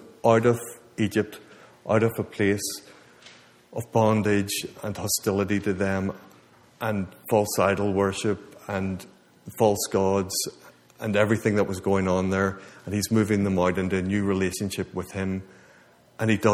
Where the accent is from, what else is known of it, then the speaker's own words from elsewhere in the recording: Ireland; moved away; I'm from Ireland